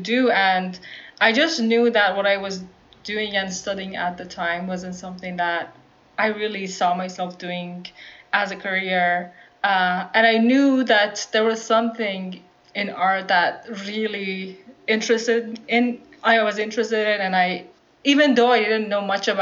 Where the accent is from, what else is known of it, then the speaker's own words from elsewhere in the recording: Iran; moved away as an adult; now in Bay Area, United States; growing up in Iran